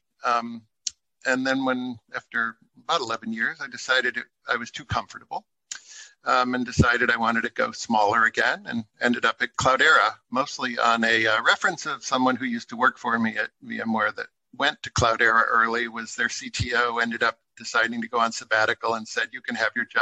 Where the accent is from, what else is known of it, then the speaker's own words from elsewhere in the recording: Chicago, Illinois, United States; also born or lived in California; now in Berlin, Germany; Originally, I was born in Chicago